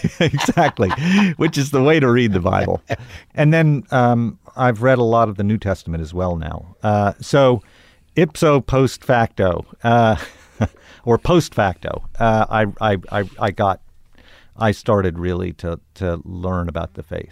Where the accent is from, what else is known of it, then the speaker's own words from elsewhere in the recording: Tulsa, Oklahoma, United States; growing up in Tulsa